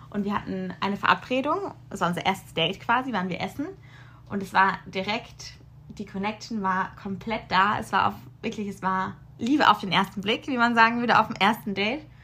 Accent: Karlsruhe, Baden-Württemberg, Germany; moved away as an adult; now in Munich, Germany; in Karlsruhe geblieben da, wo ich herkomme

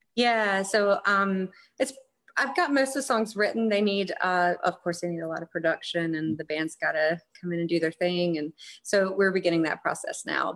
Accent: North Carolina, United States; moved away as an adult; now in South Carolina, United States; I was uh, born and raised in North Carolina and I've lived in South Carolina for a couple years.

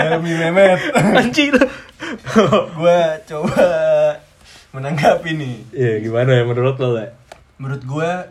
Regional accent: Rawamangun, Jakarta, Indonesia; Gue lahir sekaligus besar di daerah Jakarta Timur, lebih spesifiknya Rawamangun.

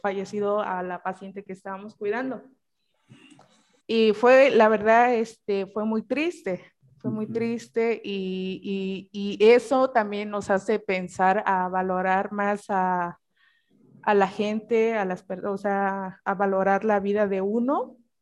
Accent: Cañada region, Oaxaca, Mexico; now in Oaxaca City, Mexico; yo soy de un pueblo que es aquí en la región Cañada

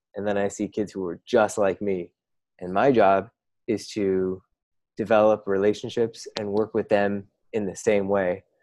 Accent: Midwest, United States; now in West Coast, United States; I, now live on the West Coast. I'm you know I'm from the Midwest as well

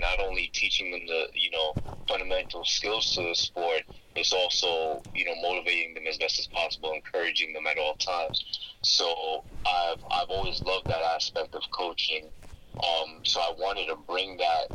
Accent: New York City, New York, United States; also born or lived in Queens, New York; I'm a New Yorker, Brooklyn born and raised, currently residing out in Queens, New York

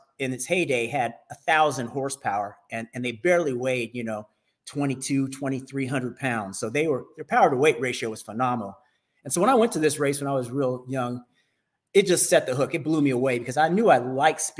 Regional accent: Northern California, United States; I grew up in Northern California

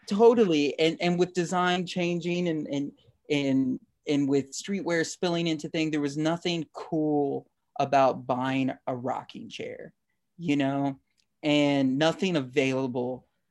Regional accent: Texas, United States; I'm from Texas

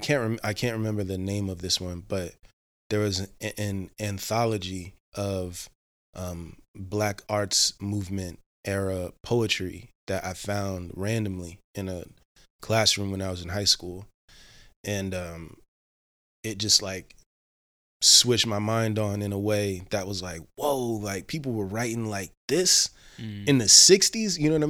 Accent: Cincinnati, Ohio, United States; Cincinnati, Ohio.

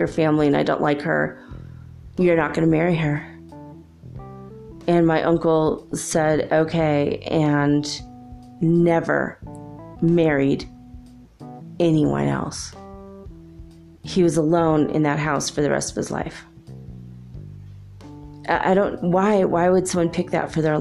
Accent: Los Angeles, California, United States; moved away; also born or lived in Minnesota; I grew up in Los Angeles

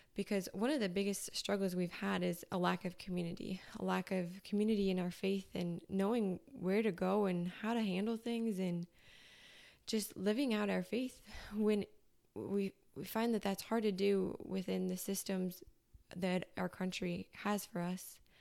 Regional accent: Minnesota, United States; moved away; I'm from Minnesota.

